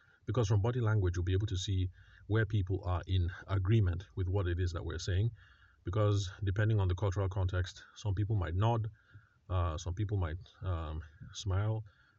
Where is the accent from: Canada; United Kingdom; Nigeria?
Nigeria; Benue; because I'm Tiv from the Middle Belt, Benue State, or North Central, depending on how some people like to call it